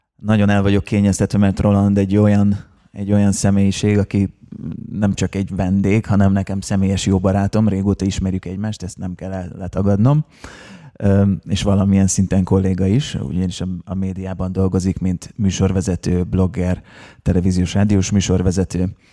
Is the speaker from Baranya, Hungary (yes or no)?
no; Szeged, Csongrád-Csanád, Hungary; mi szegediek vagyunk